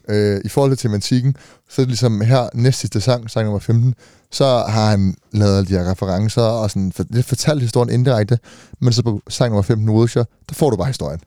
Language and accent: Danish; Denmark; vi er Dan, Danmark, ikke? Vi er danskere